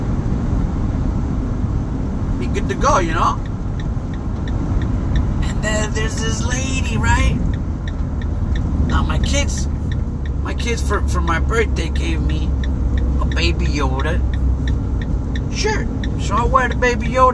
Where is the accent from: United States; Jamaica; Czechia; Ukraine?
United States; Chicago, Illinois; moved away; I'm from Chicago